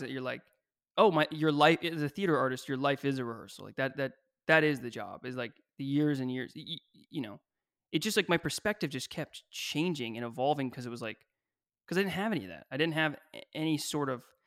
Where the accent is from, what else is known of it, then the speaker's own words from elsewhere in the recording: Kentucky, United States; moved away; I grew up in Kentucky